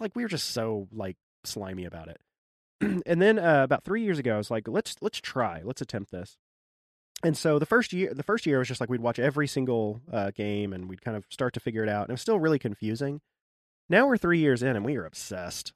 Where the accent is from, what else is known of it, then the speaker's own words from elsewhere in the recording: Arkansas, United States; now in Maryland, United States; I grew up in Arkansas, my wife did too